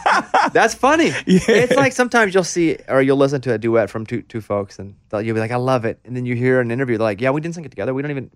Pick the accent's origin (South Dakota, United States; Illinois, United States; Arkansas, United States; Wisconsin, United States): Arkansas, United States; growing up in Arkansas for me, it was a lot of country.